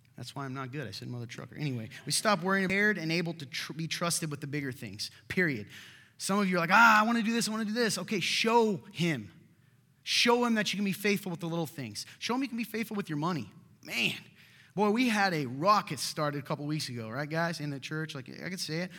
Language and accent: English; Nappanee, Indiana, United States; I'm from Napan, Indiana. I live there